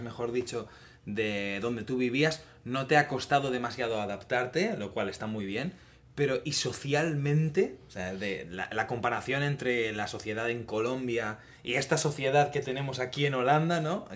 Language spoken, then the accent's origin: Spanish; Spain; now in Netherlands; como español